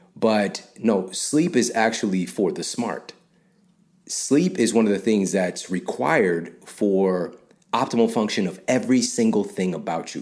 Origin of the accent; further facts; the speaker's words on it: St. Louis, Missouri, United States; I'm from Saint Louis